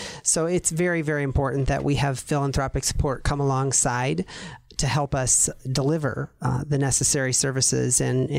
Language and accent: English; Iowa, United States; now in Tucson, United States; I grew up in Iowa